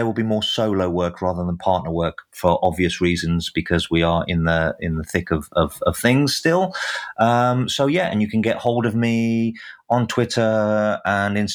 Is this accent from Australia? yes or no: no; England, United Kingdom; as an Englishman